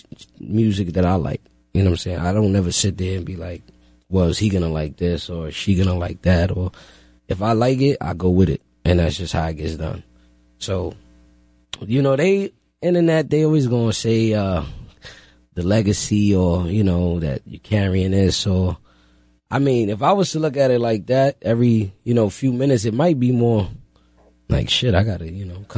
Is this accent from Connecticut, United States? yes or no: no; New York City, New York, United States; I'm from the Bronx